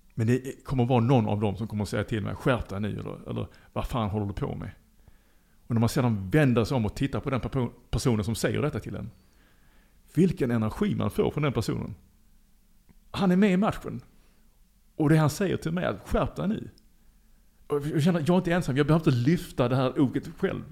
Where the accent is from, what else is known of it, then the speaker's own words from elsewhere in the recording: Lund, Skåne, Sweden; moved away as an adult; now in Liberia; jag är född i Lund